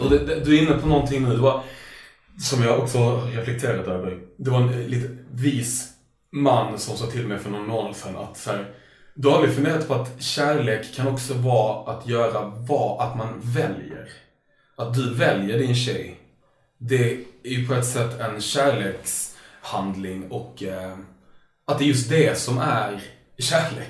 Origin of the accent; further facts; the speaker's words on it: Lund, Skåne, Sweden; jag växte upp i Lund